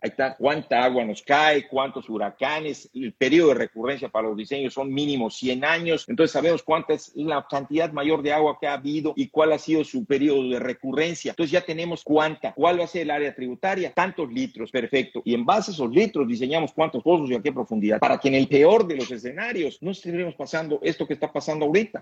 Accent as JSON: {"language": "Spanish", "country": "Mexico", "said": "como mexicano"}